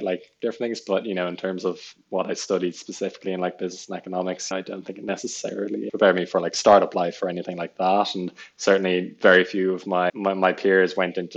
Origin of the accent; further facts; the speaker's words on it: Dublin, Leinster, Ireland; moved away as an adult; also born or lived in United Kingdom; I'm from Dublin.